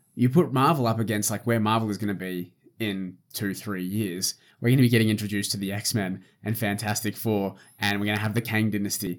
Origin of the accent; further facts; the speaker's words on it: Australia; I'm Australian.